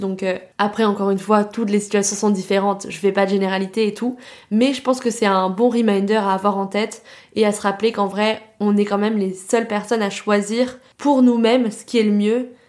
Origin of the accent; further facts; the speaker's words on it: France; accent: French; also born or lived in New York, United States; mon petit accent français